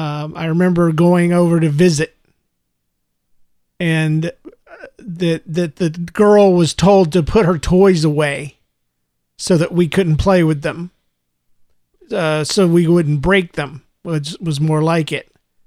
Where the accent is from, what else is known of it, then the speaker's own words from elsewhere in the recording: Jacksonville, Florida, United States; also born or lived in Gainesville; I was born in Gainesville, Florida, and raised up in Jacksonville, Florida.